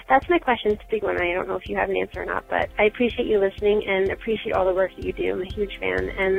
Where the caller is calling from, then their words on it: Long Island, New York, United States; I'm calling you from Long Island, New York, and I'm actually a member of the Better Together Long Island group.